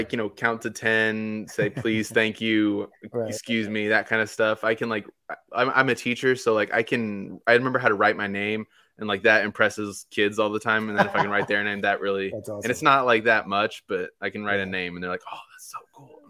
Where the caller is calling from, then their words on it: Ada, Oklahoma, United States; Oklahoma. Little town called Ada. But that's where I'm at now.